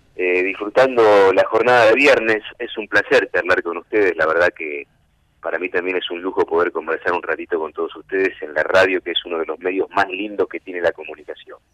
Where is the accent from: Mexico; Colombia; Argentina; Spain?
Argentina; Cañada de Gómez, Santa Fe; moved away; Yo soy de Cañada de Gómez, sur de Santa Fe, y a los 15 años empecé a trabajar en los medios de allá de Cañada de Gómez